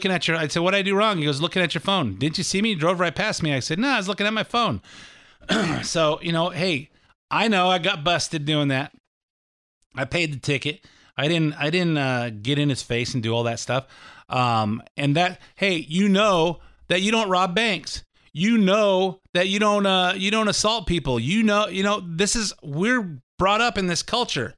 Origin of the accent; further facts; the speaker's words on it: California, United States; I'm from California